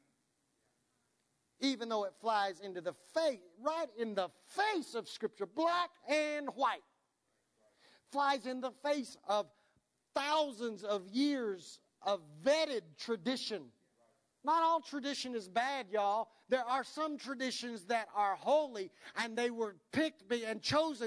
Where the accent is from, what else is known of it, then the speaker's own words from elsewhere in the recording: United States; we're American